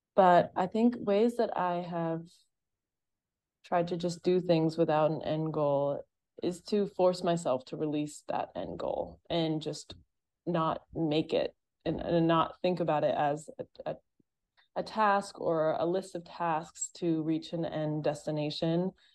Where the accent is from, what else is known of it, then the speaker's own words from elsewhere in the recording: Massachusetts, United States; moved away as an adult; also born or lived in Boston; I grew up in Massachusetts as well, so, like, I'd literally been there for twenty-three years in that state